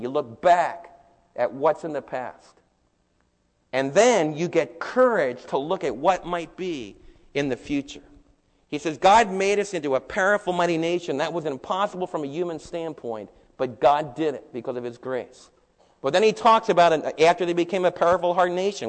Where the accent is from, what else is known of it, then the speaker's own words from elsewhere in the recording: New York, United States; moved away as an adult; now in Midlothian, Texas, United States; And here I was from New York.